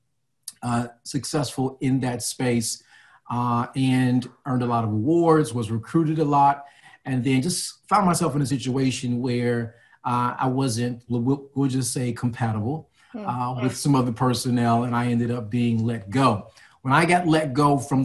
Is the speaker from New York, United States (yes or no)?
no; Chicago, Illinois, United States; now in New Jersey, United States; Born and raised in Chicago, lived in a few different states, landed in Jersey.